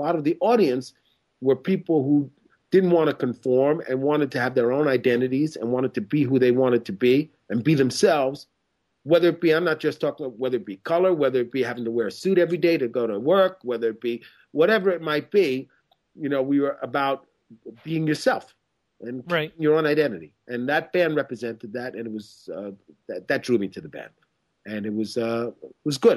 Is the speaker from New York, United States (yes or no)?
yes; Lake Ronkonkoma, New York, United States; also born or lived in Queens; I grew up on Long Island, way out in Lake Ronkonkoma, and I was the only black kid within like 10 miles.